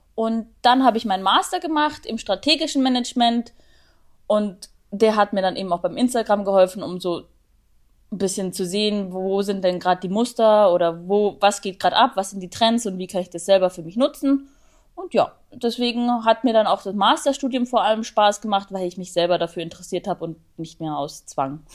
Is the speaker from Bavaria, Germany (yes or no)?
yes; Augsburg, Bavaria, Germany; ich komme aus Augsburg